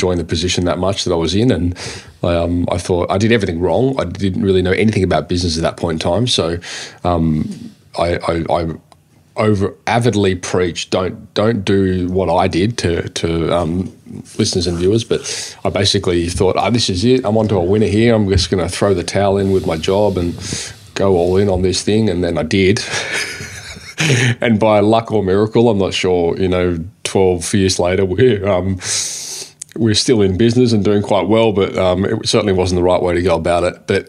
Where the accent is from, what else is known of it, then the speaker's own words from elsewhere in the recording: Sydney, New South Wales, Australia; I live on the east coast of Australia. I grew up in Sydney